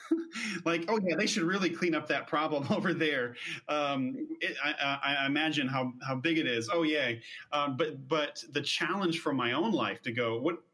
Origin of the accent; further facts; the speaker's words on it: United States; as an American